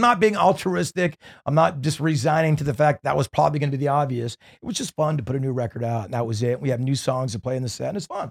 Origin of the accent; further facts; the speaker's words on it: Newport Beach, California, United States; growing up in Newport Beach